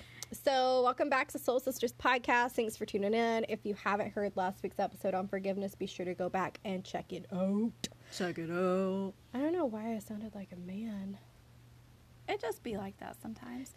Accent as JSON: {"language": "English", "area": "the South", "region": "Southern United States", "country": "United States", "accent": "southern; country accent", "said": "that's the southern in us"}